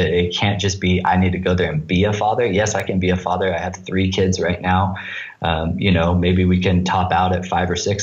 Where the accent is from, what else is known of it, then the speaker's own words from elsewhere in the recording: United States; moved away as an adult; now in Tanzania; for me as an American